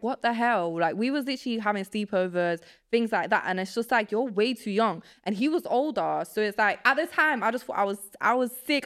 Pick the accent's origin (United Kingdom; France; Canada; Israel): United Kingdom; Nottingham, East Midlands; English is a second language; also born or lived in Poland; I grew up in England